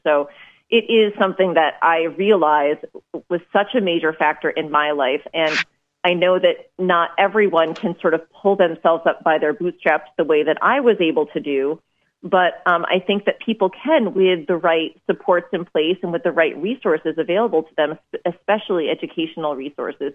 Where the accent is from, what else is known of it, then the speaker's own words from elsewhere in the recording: Maine, United States; I'm from Maine